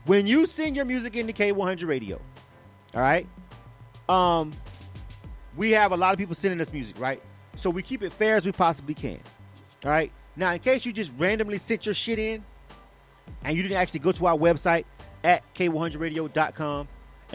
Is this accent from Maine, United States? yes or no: no; Panama City, Florida, United States; I'm from the 850. I'm from Panama City